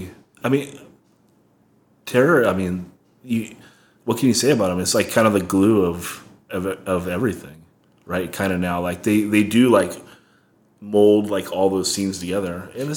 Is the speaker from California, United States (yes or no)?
yes; Oxnard, California, United States; We're from Oxnard